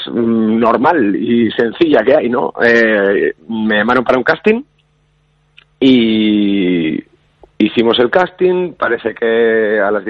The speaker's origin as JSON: {"language": "Spanish", "region": "Basque Country", "country": "Spain"}